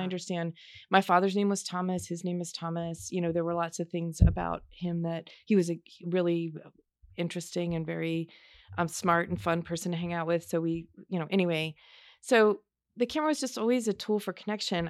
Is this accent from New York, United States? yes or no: no; Baltimore, Maryland, United States; also born or lived in Shreveport, Louisiana; I was born in Shreveport, Louisiana, but I grew up in Baltimore.